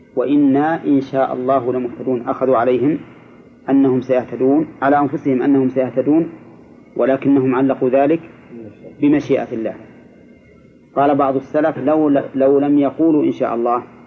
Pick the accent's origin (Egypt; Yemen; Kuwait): Egypt; عندنا في مصر